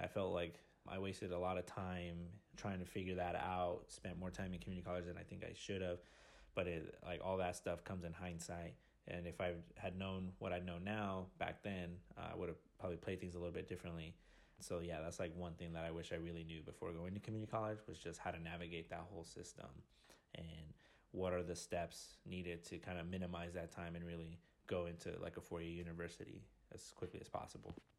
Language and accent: English; Riverside, California, United States; moved away as an adult; now in Austin, United States; the community college that I attended was Riverside Community College back in my hometown